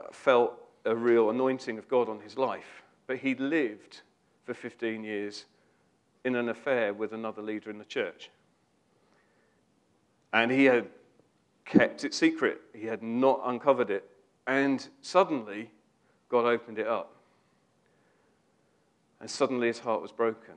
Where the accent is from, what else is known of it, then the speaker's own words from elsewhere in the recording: United Kingdom; we're British